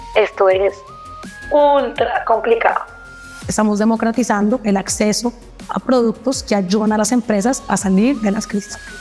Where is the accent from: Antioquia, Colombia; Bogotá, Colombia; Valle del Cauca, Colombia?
Bogotá, Colombia; moved away as an adult; also born or lived in Dubai; now in Brazil; soy colombiana, vivo acá en Brasil, bien bogotana